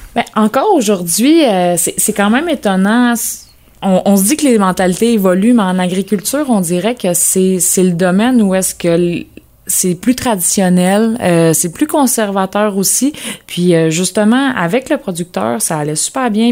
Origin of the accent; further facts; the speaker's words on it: Lanaudière, Quebec, Canada; moved away; also born or lived in Bas-Saint-Laurent; dans ma région natale, dans la Nadière